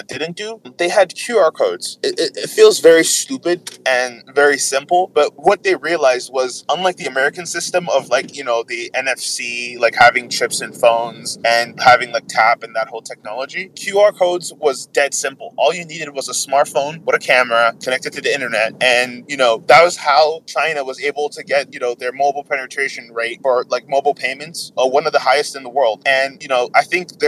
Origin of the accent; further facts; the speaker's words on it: Nigeria; as a Nigerian